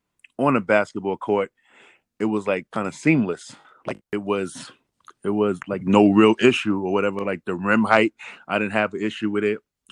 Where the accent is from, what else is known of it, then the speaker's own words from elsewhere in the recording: New York City, New York, United States; I'm born in Queensbridge Projects. That's in New York City. You know, basically one of eight kids